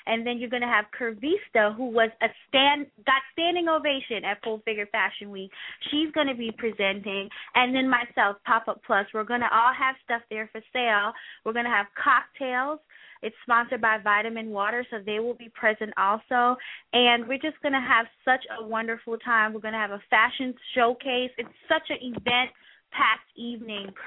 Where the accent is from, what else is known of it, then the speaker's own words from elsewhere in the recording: New York City, New York, United States; actually from New York City